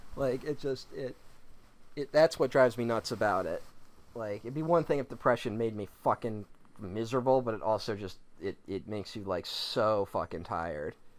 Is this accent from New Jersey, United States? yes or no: no; Philadelphia, Pennsylvania, United States; I'm Italian and I'm from Philly